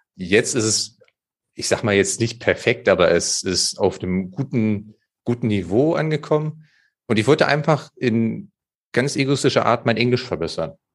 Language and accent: German; Germany; ich bin ja am, am Harzrand äh, aufgewachsen